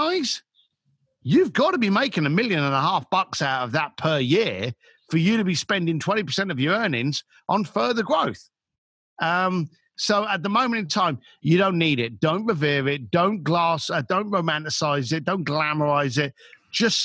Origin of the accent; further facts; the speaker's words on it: London, United Kingdom; as a British boy from London